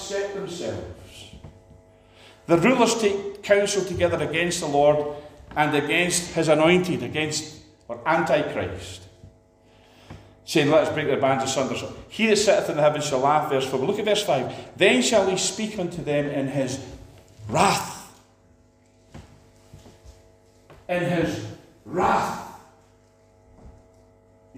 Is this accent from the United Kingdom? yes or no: yes; Scotland, United Kingdom; we're down from Scotland